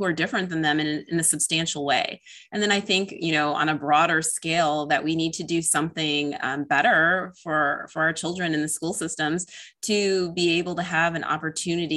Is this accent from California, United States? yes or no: no; Illinois, United States; I'm actually from Illinois